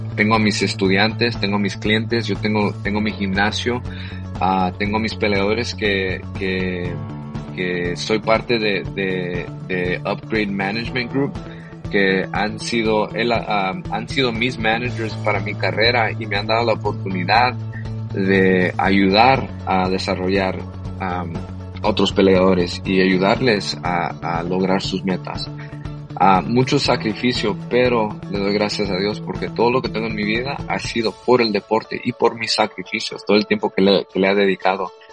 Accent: Los Angeles, California, United States; also born or lived in El Salvador; aquí en East LA, donde yo nací también

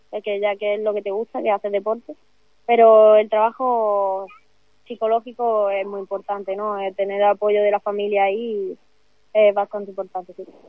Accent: Málaga, Andalusia, Spain; soy de aquí de Málaga, de un pueblecito pequeño, de de, de aquí de la costa marina

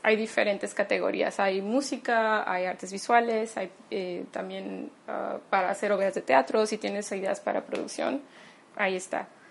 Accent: Mexico; soy mexicana

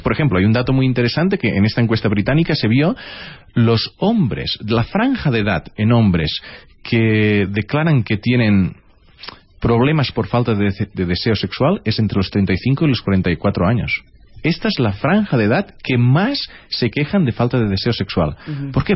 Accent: southern Catalonia, Spain; accent: Tortosino Catalan; yo también soy del sur de Cataluña y mi catalán es como

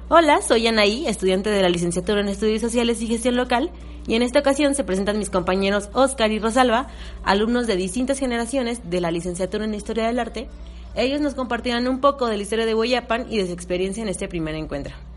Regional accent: Uruapan, Michoacán, Mexico; yo que soy de Uruapan, que Uruapan es un municipio de Michoacán

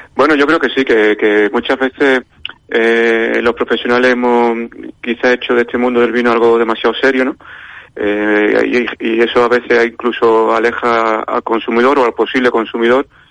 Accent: Málaga, Andalusia, Spain; now in Valladolid, Spain; yo ahora vivo en Valladolid, pero soy malagueño

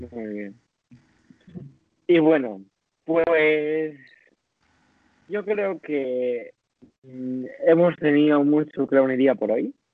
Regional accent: Ecuador; No, hija, no soy, no. Soy ecuatoriana

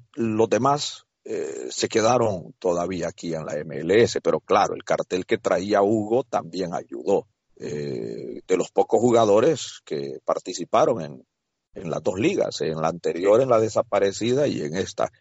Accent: El Salvador; now in United States; en mi país, El Salvador

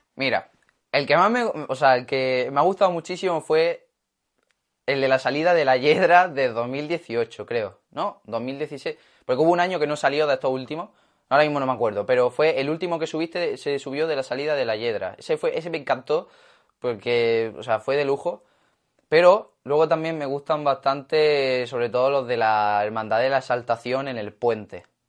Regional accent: Granada, Andalusia, Spain; ser de aquí de Granada

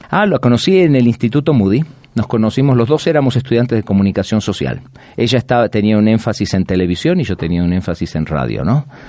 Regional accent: Buenos Aires, Argentina; moved away as an adult; also born or lived in Chicago / Atlanta / Mexico; now in Orlando, United States; Yo nací en la ciudad de Buenos Aires toda mi vida y de ahí me mudé a la ciudad de Chicago

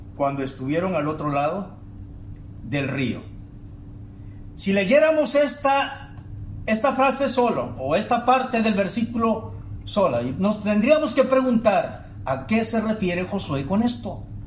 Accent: Tabasco, Mexico; now in Monterrey, Mexico; Extraño mi querido Tabasco

